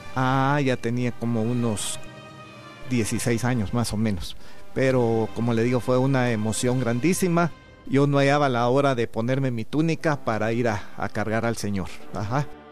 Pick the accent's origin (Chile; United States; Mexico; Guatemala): Guatemala; Palencia, Guatemala Department; now in Guatemala City, Guatemala; yo no vivía aquí en la capital, sino que vivía en una aldea de Palencia